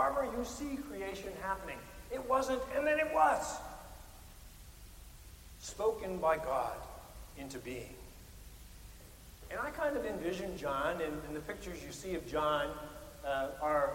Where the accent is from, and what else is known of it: Midwest, United States